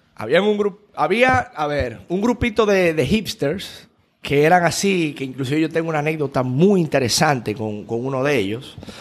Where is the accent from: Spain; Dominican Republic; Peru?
Dominican Republic; Yo, dominicano